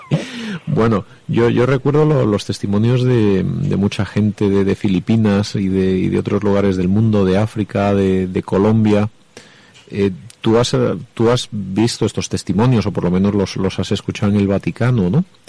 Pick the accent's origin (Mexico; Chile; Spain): Spain; Jaén, Andalusia; soy de Jaén